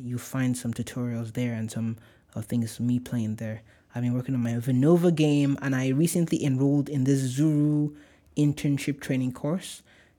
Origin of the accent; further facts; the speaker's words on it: Nigeria; accent: Nigerian; Oh my gosh, my Nigerian accent just came.